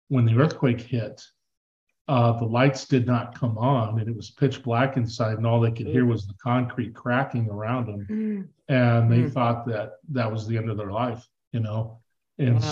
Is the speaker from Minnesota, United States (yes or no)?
no; Southern California, United States; now in Tucson, United States; grew up in Southern California, you know, playing Little League